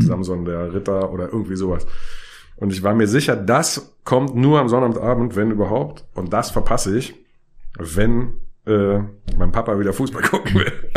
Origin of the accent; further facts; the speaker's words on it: Berlin, Germany; ich bin in Karlshorst zur Schule gegangen, hätte eine Dreiviertelstunde oder eine Stunde fast nach Hause nach Friedrichshain gebraucht